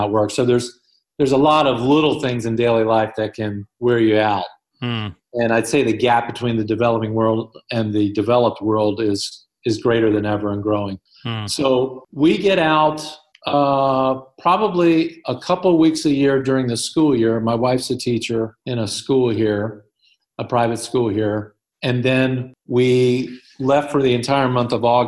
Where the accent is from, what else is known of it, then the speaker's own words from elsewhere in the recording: United States; moved away as an adult; Being an American citizen here